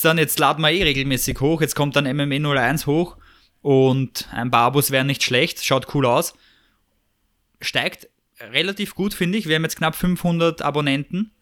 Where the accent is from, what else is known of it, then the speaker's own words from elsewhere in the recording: Vienna, Austria; wenn du in Wien aufwachst